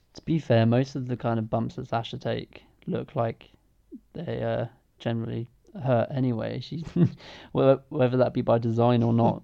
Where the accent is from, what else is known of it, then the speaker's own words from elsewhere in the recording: England, United Kingdom; as an English person